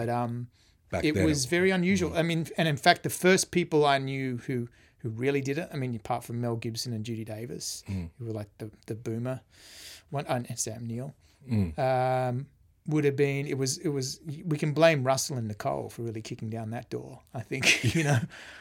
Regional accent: Australia; also born or lived in London

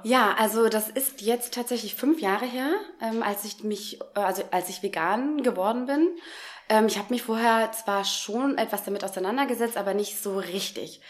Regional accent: Frankenberg, Hesse, Germany; also born or lived in Giessen; Ich komme aus der Nähe von Marburg, einem kleinen Städtchen, das nennt sich Frankenberg. Da bin ich aufgewachsen

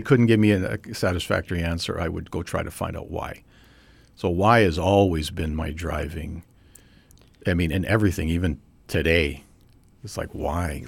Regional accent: Trail, British Columbia, Canada; I was born and raised in Trail, B C, which is in the West Kootenays, southeastern part of British Columbia

